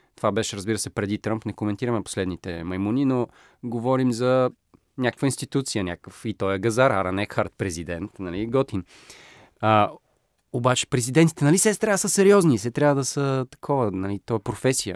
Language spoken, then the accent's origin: Bulgarian; Bulgaria; съм българин или източноевропеец